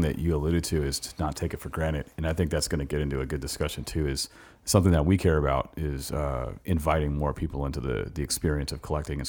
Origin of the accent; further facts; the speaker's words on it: California, United States; moved away; I came here in 2007 from California.